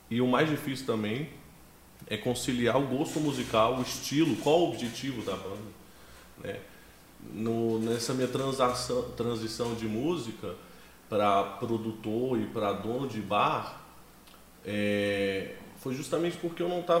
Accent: Ceilândia, Federal District, Brazil; born there; Cara, eu nasci em Brasília

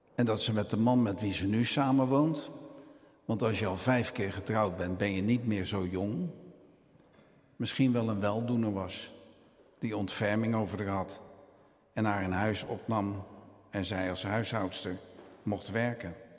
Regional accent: Rotterdam, South Holland, Netherlands; ik ben Rotterdammer

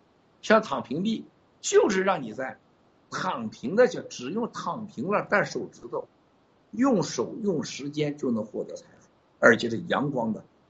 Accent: Taiwan; 西藏人现在回来要当西藏人，我们台湾人要当台湾人，大陆人能当大陆人呢？

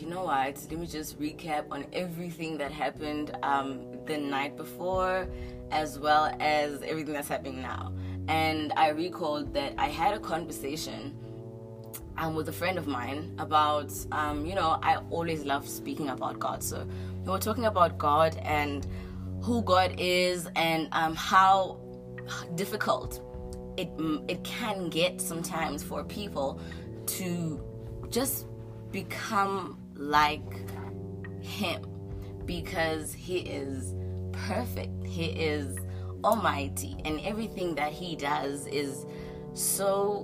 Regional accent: South Africa; that's my people. That's me. I'm South African

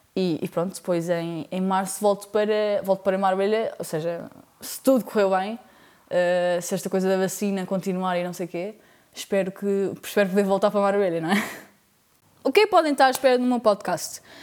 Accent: Portugal; also born or lived in Spain / Lisbon; sou portuguesa, porém vivi 4 anos em Espanha quando era mais nova. Fui para lá com 8 anos e voltei para Portugal com 12 anos

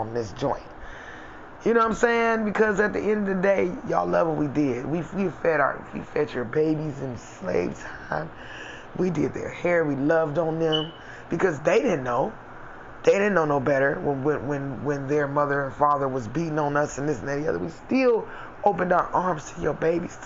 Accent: United States; I'm African American

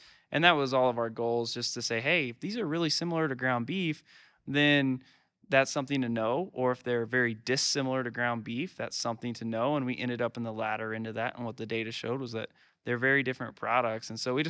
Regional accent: League City, Texas, United States; So I'm from League City, Texas, which is halfway between Houston and Galveston.

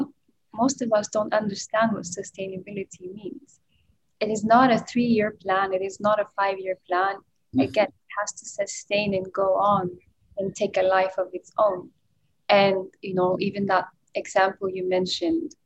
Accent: Ethiopia; moved away; I'm originally from Ethiopia

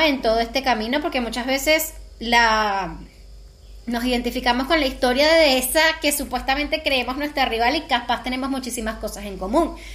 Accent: Venezuela; nosotros somos de Venezuela

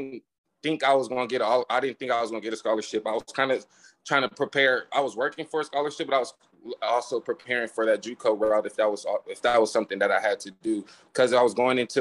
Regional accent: Dos Palos, California, United States; moved away; Growing up in Dos Palos, man, it's I call it a poverty paradise

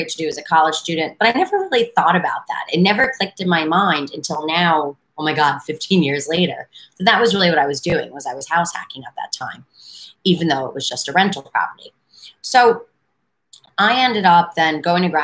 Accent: New York City, New York, United States; moved away as an adult; also born or lived in Washington, D.C. area; I'm a native New Yorker, but I've lived in a ton of different places

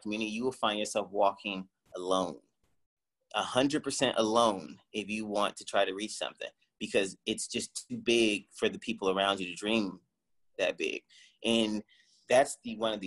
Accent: Cleveland, Ohio, United States; moved away; also born or lived in Portland, Oregon; I grew up in Cleveland, Ohio

